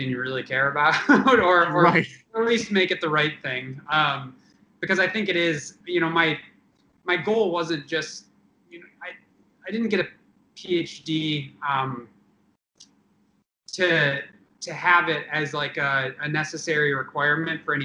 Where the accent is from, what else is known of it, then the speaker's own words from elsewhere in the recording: Traverse City, Michigan, United States; I'm from Northern Michigan, from Traverse City.